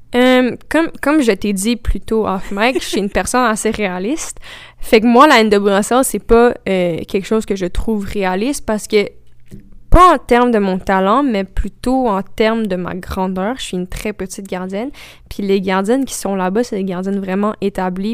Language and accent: French; Quebec, Canada; first language French; c'est notre langue maternelle aussi